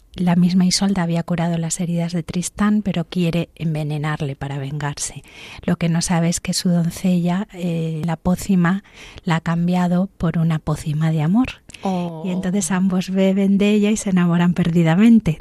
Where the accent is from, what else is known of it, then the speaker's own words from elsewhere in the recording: Canary Islands, Spain; also born or lived in Santander, Cantabria, Spain; nací en Santander, hasta los ocho años que me fui a Canarias